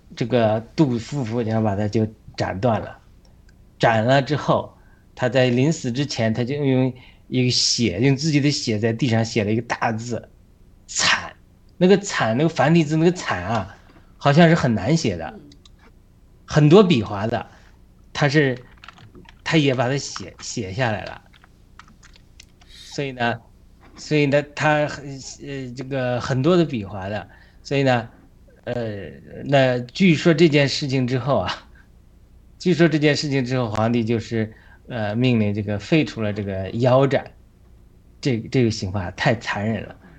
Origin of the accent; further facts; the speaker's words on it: China; 我们中国人